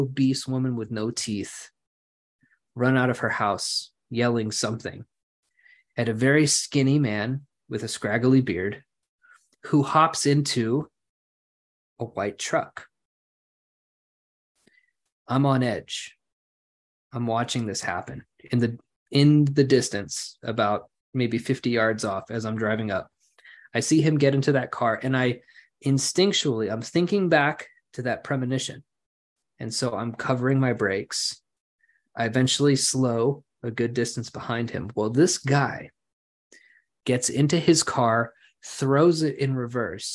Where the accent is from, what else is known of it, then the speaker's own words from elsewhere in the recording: Lawton, Oklahoma, United States; now in Edmond, United States; I am moving back to my hometown for a job opportunity